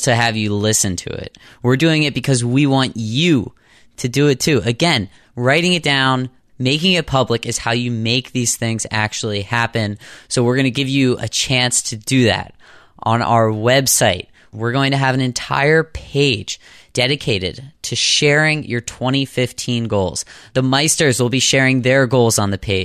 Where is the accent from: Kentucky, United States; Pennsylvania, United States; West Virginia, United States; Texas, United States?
Pennsylvania, United States; Pittsburgh; I'm from Pittsburgh